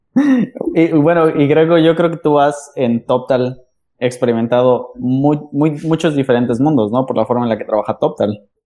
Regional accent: Mexico City, Mexico; yo también soy de la Ciudad de México

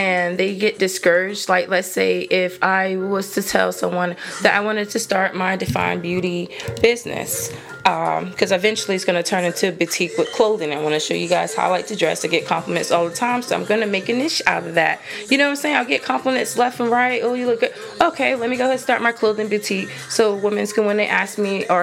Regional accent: New Jersey, United States; moved away; I'm originally from New Jersey.

